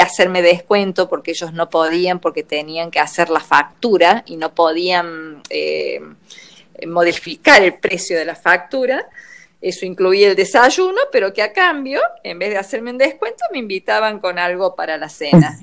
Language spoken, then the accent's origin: Spanish; Argentina; yo soy argentina, no soy europea